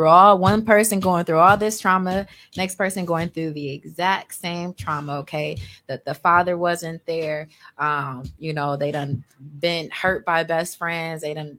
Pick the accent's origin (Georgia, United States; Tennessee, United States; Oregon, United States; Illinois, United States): Illinois, United States; Chicago; So y'all know I'm from Projects of Chicago. Moved up here, all that good stuff. lived in a shelter, eventually moved out to Cudahy, right?